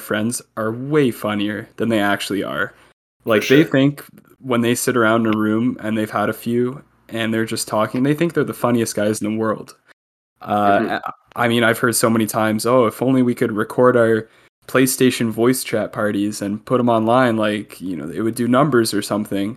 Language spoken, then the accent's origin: English; Milton, Ontario, Canada; I grew up in Milton